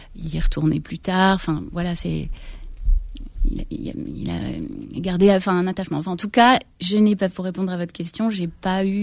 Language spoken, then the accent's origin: French; Créteil, Île-de-France, France; j'ai grandi à Créteil